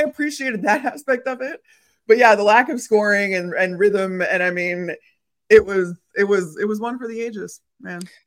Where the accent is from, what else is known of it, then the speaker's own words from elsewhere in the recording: Chicago, Illinois, United States; I grew up in Chicago